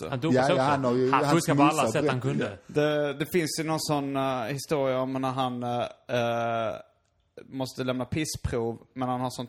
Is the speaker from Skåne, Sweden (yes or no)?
yes; Lund, Skåne, Sweden; also born or lived in Iceland; är från eh, Lund. Men jag har bott i Stockholm i 16 år.